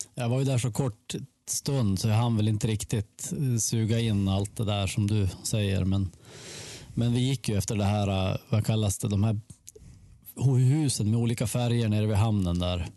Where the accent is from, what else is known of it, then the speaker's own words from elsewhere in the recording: Sweden; hemma i Sverige